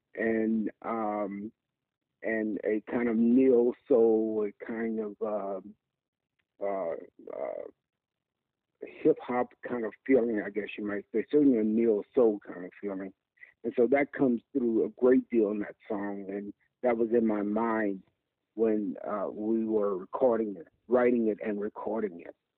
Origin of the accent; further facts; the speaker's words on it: Mississippi, United States; now in Philadelphia, United States; I'm from Mississippi from a southern gospel background